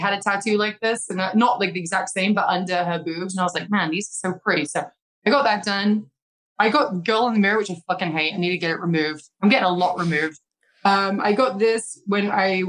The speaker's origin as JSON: {"language": "English", "country": "United Kingdom", "moved": "yes", "said": "my home country, my family can come along"}